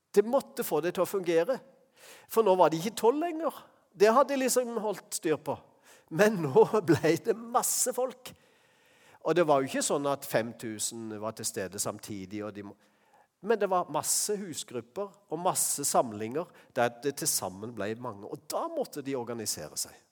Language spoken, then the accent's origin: Norwegian; Norway; vi er fra Norge